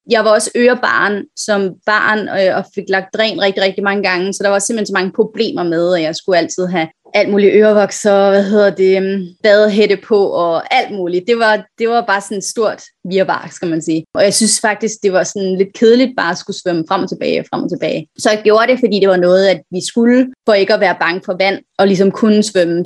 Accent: Virum, Capital Region of Denmark, Denmark; moved away as an adult; now in Hong Kong; jeg er fra Virum, øh, lidt uden for København

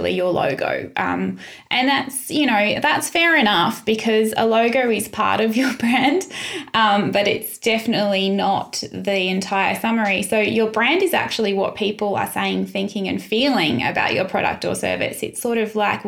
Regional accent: Sunshine Coast, Queensland, Australia; now in Adelaide, Australia; I grew up in the Sunshine Coast

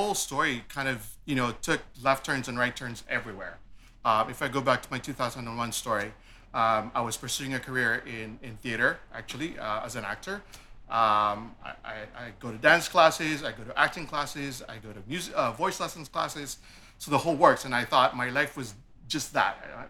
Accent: Toronto, Ontario, Canada; also born or lived in Philippines; I was born in the Philippines. I came here early on in life, probably around grade 7, grade 8 was when I came to Canada, or emigrated to Canada. I grew up in the east end of Scarborough, Malvern to be exact.

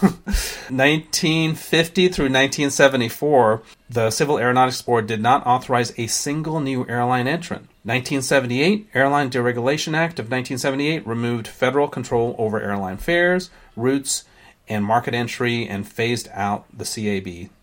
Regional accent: San Francisco, California, United States; also born or lived in Sri Lanka; growing up in San Francisco in the late seventies

